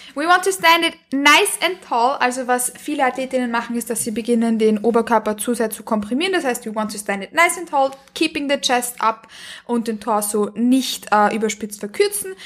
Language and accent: German; Vienna, Austria; Ich komme aus Wien ich lebe in Wien und ich komme auch aus Wien